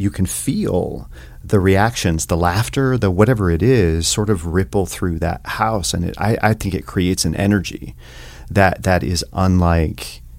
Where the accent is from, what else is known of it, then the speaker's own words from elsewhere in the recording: Telford, Tennessee, United States; now in Montana, United States; I grew up in the mountains of East Tennessee.